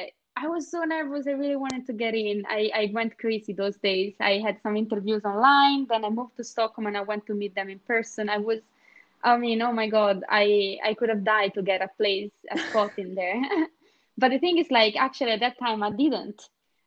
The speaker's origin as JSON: {"language": "English", "region": "Scotland", "country": "United Kingdom", "second_language": "English", "moved": "as an adult", "lives_now": "Sweden", "said": "But that idea was already in me when I moved out from Scotland and and just before coming to Sweden, I started to look exactly for that."}